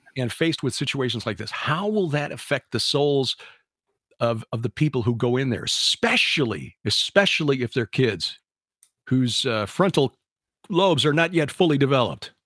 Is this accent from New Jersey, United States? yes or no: no; Chicago, Illinois, United States; now in Missouri, United States; growing up in Chicago